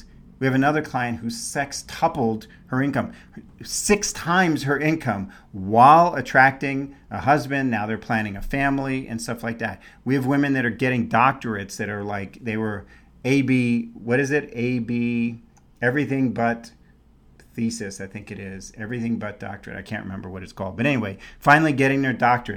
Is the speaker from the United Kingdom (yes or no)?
no; New York City, New York, United States; also born or lived in San Francisco Bay Area, California; now in Scottsdale, United States; when I was a kid, we didn't have to filter the water. Now I was in New York City